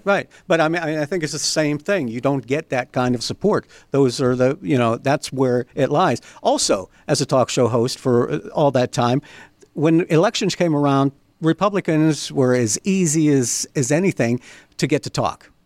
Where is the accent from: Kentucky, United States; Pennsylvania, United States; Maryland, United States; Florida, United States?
Pennsylvania, United States; Beaver County; I grew up, I was born, raised in Beaver County.